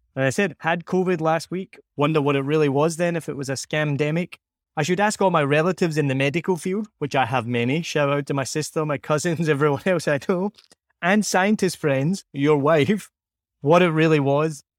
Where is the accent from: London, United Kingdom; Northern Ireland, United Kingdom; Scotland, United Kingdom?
Scotland, United Kingdom; now in Vietnam; I say I'm Scottish or even filling in a form and there's no option. It's just English. I'll say I'm from Scotland